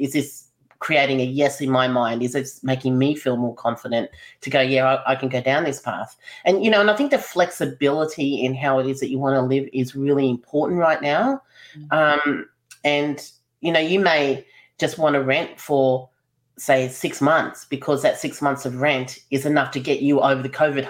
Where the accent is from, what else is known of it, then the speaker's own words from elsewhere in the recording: Melbourne, Victoria, Australia; I'm from Melbourne